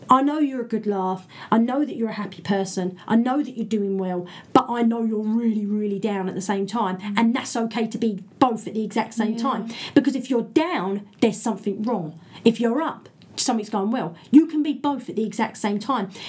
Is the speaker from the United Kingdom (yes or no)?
yes; England, United Kingdom; Brit being British